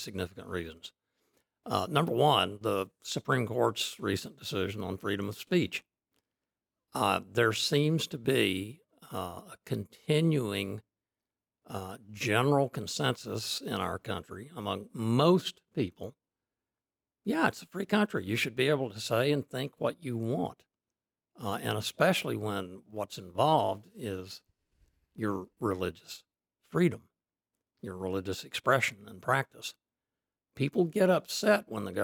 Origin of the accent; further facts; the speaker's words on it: Oklahoma, United States; Oklahoma, which is my home state